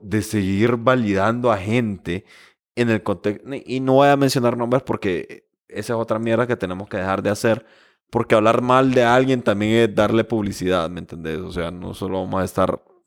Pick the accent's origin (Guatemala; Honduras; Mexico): Honduras; nosotros como hondureños